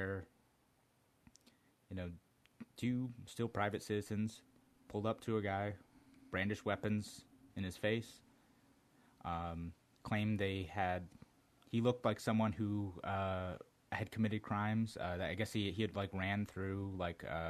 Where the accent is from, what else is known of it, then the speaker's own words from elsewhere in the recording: Brunswick, Georgia, United States; I was born in Brunswick, Georgia